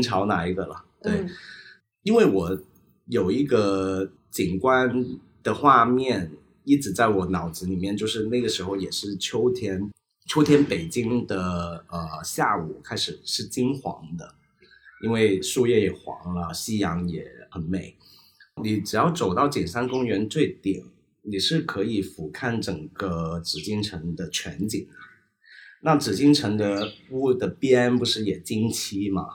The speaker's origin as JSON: {"language": "Chinese", "country": "Hong Kong", "also_born_or_lived": "Beijing", "moved": "as an adult", "lives_now": "Shanghai, China", "said": "我们香港人"}